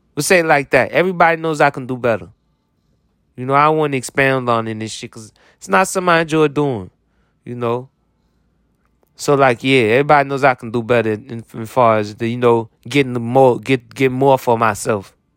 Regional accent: United States; as an American

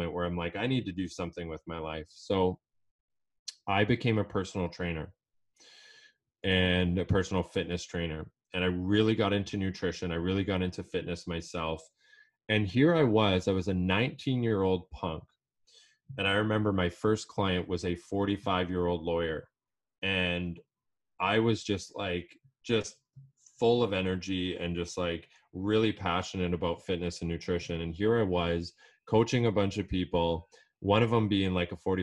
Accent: Edmonton, Alberta, Canada; I'm originally from Edmonton, Alberta

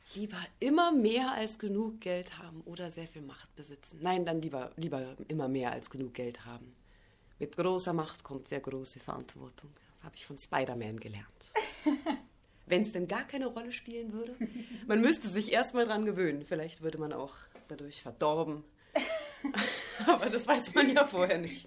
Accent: Bavaria, Germany; now in Rostock, Germany; Ich komme ja auch aus Bayern

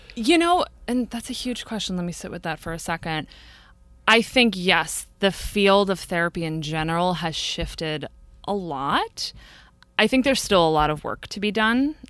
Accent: Brewster, New York, United States; I grew up in a little town about an hour, hour and fifteen north of New York City at the end of the commuter rail called Brewster.

